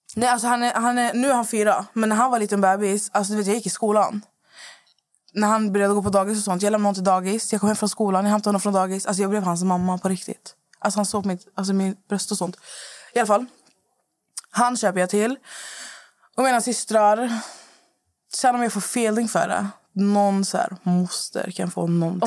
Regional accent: Skövde, Västra Götaland, Sweden; moved away; jag är hemma i Skövde hos min mamma

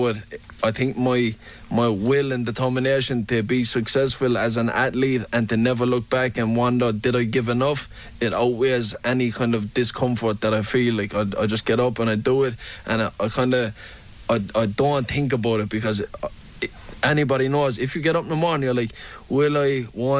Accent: Limerick, Munster, Ireland; growing up in Limerick

